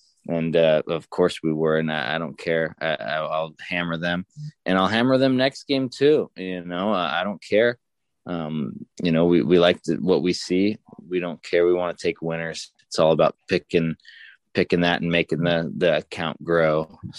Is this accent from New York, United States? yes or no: no; Southern California, United States; I grew up in SoCal, not NorCal.